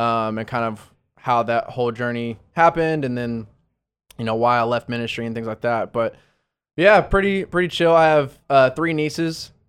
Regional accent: Arlington, Texas, United States; also born or lived in Dallas, Texas / Florida; I grew up in the Dallas, Fort Worth area, lived in Arlington most of my life

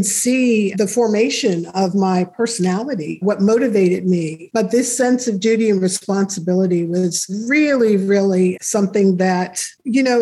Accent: New York City, New York, United States; moved away as an adult; also born or lived in El Paso, Texas / Germany / New Paltz, New York; I was born and raised in New York City

